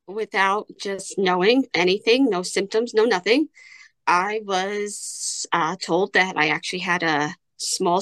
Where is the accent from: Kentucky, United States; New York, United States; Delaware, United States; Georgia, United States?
New York, United States; I am from New York